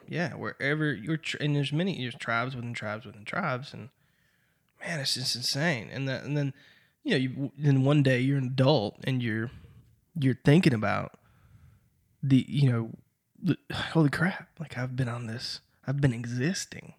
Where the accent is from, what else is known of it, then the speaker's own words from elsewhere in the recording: Deep Run, North Carolina, United States; also born or lived in Kinston, North Carolina; We grew up in Kinston Deep Run, North Carolina